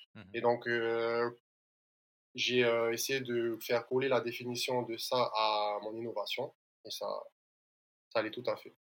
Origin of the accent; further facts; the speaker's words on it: French Polynesia; je suis originaire de l'île de Moria